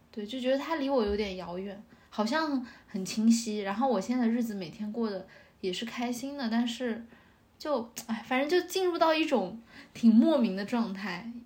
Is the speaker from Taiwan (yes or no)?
no; northern China, China; now in Shanghai, China; 我觉得这个对于北方人来说也很重要，就是 嗯 我觉得我很难去广东那一带生活，